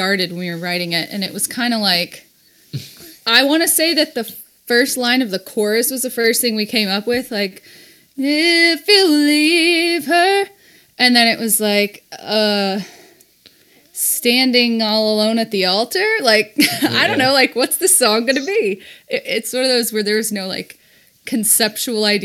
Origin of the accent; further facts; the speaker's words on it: Texas, United States; I grew up in Texas